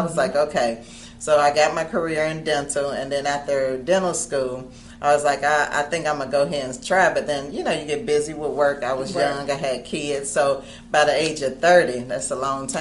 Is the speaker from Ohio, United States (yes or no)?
yes; Cincinnati, Ohio, United States; I'm from Cincinnati, Ohio